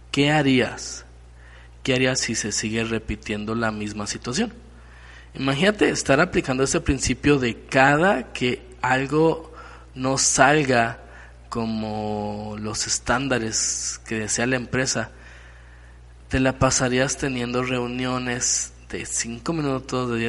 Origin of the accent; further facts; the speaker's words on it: Mexico; Aparte esto como mexicanos nos pone en un mal en un mal lugar.